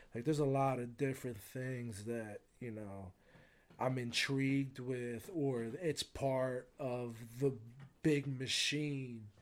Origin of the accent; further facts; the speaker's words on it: United States; I got to grow up in a great country